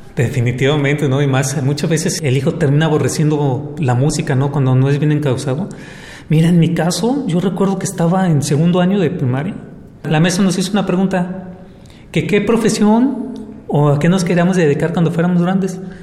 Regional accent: Guadalajara, Jalisco, Mexico; now in Puerto Vallarta, Mexico; Yo vengo de Guadalajara y he estado aquí por años viviendo.

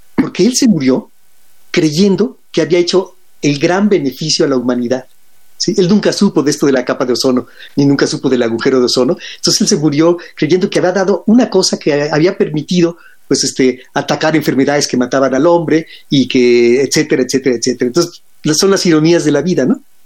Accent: Mexico; siendo mexicanos

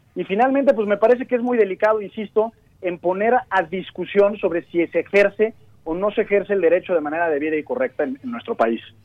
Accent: Mexico; como mexicanos

